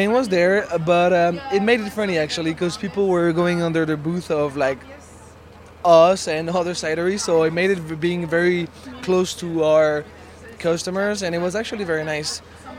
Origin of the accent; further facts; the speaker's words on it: Montreal, Quebec, Canada; We tried to keep in mind that we're from, you know, we're from Montreal. We have like European backgrounds.